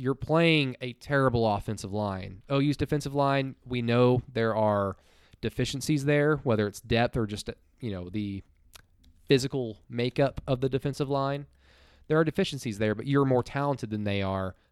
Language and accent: English; Norman, Oklahoma, United States; growing up in Norman